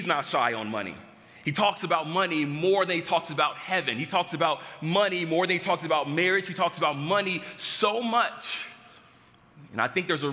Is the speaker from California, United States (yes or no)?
yes; Los Angeles, California, United States; moved away; I grew up back in Los Angeles, California, and I grew up in a household, two-parent household